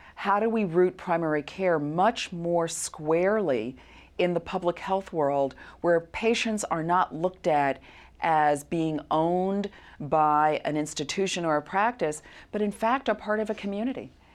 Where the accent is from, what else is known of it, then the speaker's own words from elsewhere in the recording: New York City, New York, United States; I'm from Brooklyn, New York